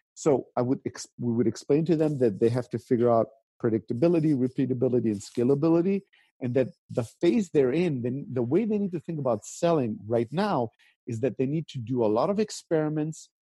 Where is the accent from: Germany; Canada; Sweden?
Germany; Stuttgart, Baden-Württemberg; also born or lived in Greece; I grew up even in the most conservative part of Germany, the most German part of Germany, which is Stuttgart